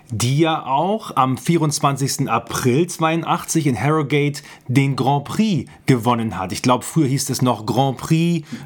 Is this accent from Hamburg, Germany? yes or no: yes; Hamburg, Germany; Muss ich ja als Hamburger ja mal irgendwie klarstellen.